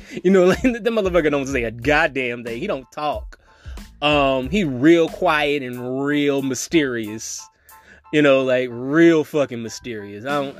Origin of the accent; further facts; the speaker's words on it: New Orleans, Louisiana, United States; because I'm from New Orleans. But, like, also, people don't think I'm from New Orleans.